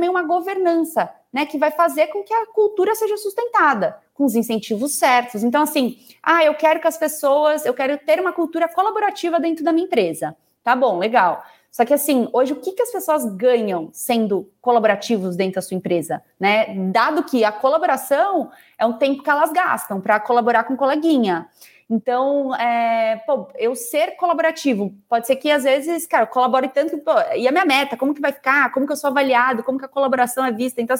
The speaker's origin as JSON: {"language": "Portuguese", "region": "Goiás", "country": "Brazil", "said": "Eu sou goiana, em Goiânia a gente fala que não adianta só você botar o ovo, você precisa chocar."}